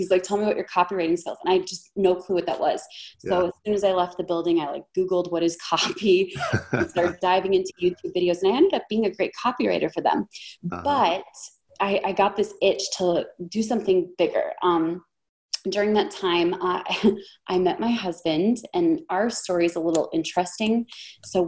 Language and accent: English; Minnesota, United States; I'm from Minnesota.